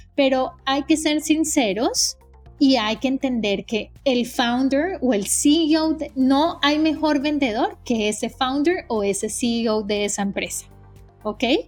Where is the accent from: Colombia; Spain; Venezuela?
Colombia; moved away as an adult; now in United States; yo soy colombiana, eh, llevo 15 años viviendo en Estados Unidos